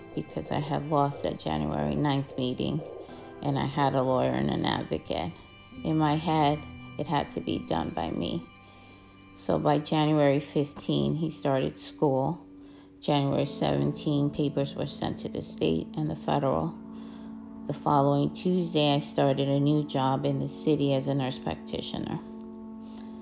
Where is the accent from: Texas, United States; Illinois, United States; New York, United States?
New York, United States; New York City; I grew up in Corona, Queens, since I came to this country at the age of 7.